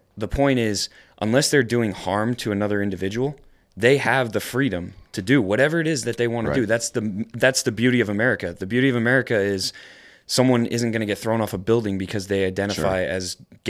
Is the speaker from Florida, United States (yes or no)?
no; New York, United States; You know, I always talk about how I'm from New York. I'm from upstate New York. And I experienced 9/11